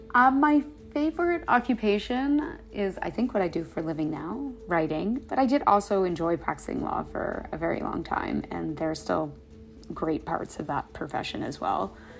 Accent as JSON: {"language": "English", "country": "Canada", "said": "I'm from Canada"}